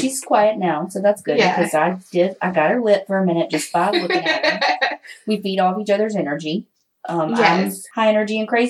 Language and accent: English; Hattiesburg, Mississippi, United States; we are both from Mississippi.